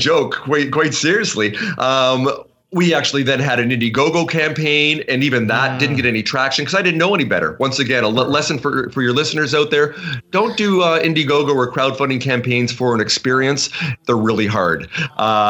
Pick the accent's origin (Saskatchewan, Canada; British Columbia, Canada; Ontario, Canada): British Columbia, Canada; Vancouver; we're from Vancouver